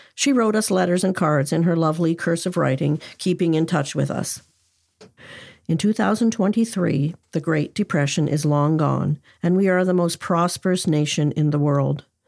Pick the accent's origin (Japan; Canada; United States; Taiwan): Canada; Cornwall, Ontario; Cornwall, Ontario, Canada, my hometown.